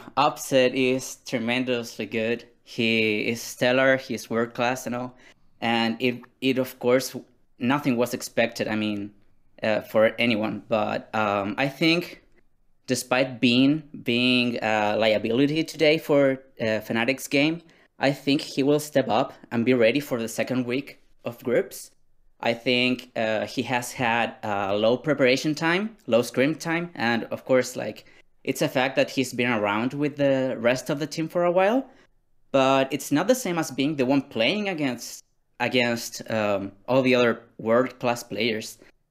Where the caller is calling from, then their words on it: Chiloé, Los Lagos, Chile; I'm calling from the great island of Chiloé in Chile.